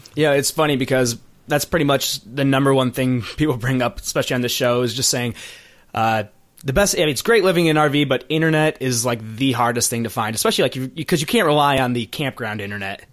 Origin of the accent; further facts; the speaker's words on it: Michigan, United States; I'm from Michigan, so I'm basically Canadian